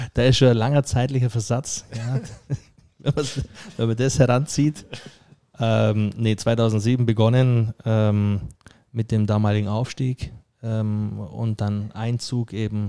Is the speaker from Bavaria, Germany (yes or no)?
yes; Friedberg, Bavaria, Germany; moved away; also born or lived in Merzig; gebürtiger Bayer aus Friedberg bei Augsburg kommend und natürlich versuche ich Hochdeutsch zu sprechen.